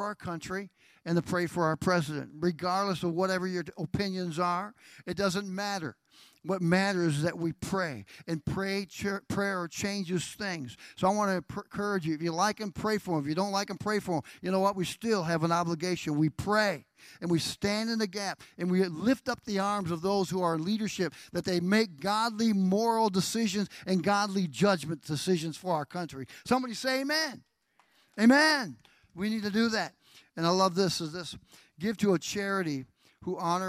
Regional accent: United States; I am an American, and I'm proud of it

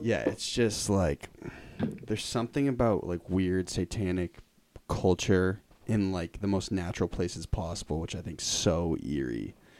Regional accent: Lincoln, Massachusetts, United States; I grew up in Lincoln

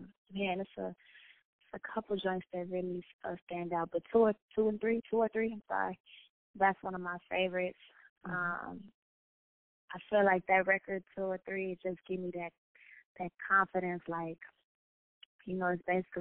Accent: Chicago, Illinois, United States; growing up in Chicago

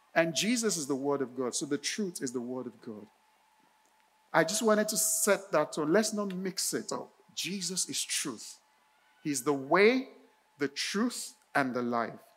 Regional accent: Nigeria; moved away; when I was a teen, growing up in Nigeria, in my neighborhood

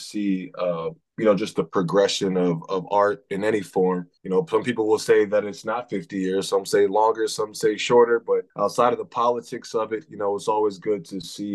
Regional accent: Florida, United States; moved away as an adult; now in New York, United States; I'm originally from Florida, but I'm based in New York. I've been here for about 10 years

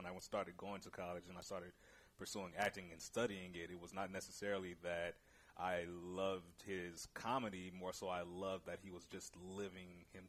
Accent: Hayward, California, United States; also born or lived in Oakland, California; Born and raised in Oakland. I was there till I was about six, and then my family moved to Hayward.

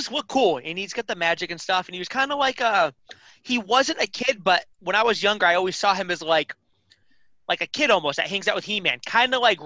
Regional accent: Boston, Massachusetts, United States; I'm from Boston, that's how we talk

